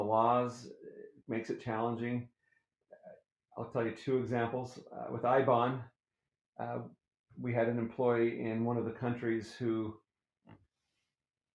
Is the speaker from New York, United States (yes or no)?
no; Colorado, United States; moved away as an adult; also born or lived in Thibodaux, Louisiana; now in Utah, United States; I live here in Utah. I grew up in Colorado in southern Louisiana, a little town called Thibodaux, and came out to Utah to go to BYU